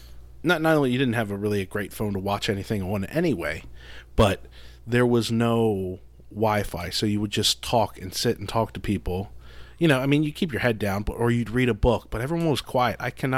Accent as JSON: {"language": "English", "town": "Baltimore", "region": "Maryland", "country": "United States", "also_born_or_lived": "New York City", "said": "we're from Baltimore."}